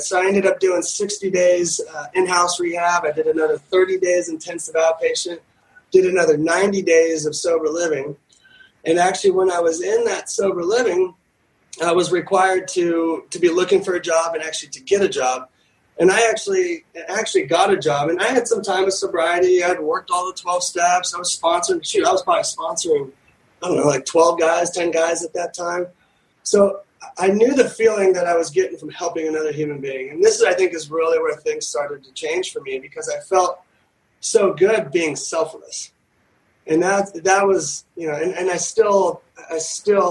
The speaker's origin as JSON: {"language": "English", "town": "Newport Beach", "region": "California", "country": "United States", "tie": "born or raised there", "said": "growing up in Newport Beach and Orange County"}